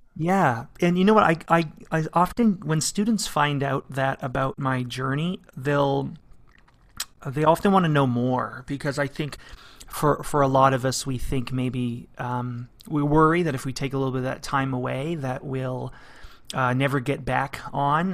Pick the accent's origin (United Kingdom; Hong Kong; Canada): Canada; London, Ontario; moved away as an adult; also born or lived in Arizona; I was, uh, born and raised in London, Ontario. uh, to Portuguese parents.